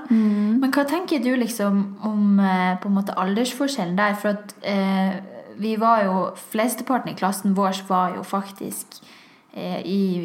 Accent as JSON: {"language": "Norwegian", "town": "Tromsø", "region": "Troms", "country": "Norway", "said": "Jeg er fra Tromsø"}